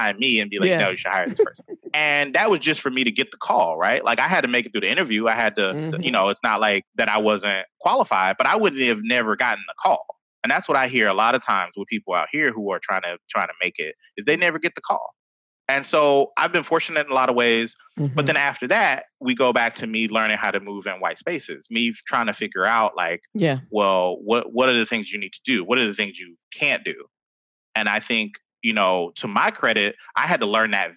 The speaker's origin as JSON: {"language": "English", "town": "Atlanta", "region": "Georgia", "country": "United States", "tie": "born or raised there", "said": "I grew up in Atlanta, like a lot of Black people around"}